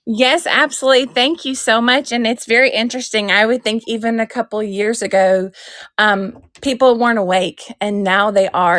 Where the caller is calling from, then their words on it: Knoxville, Tennessee, United States; I'm actually calling from Knoxville, Tennessee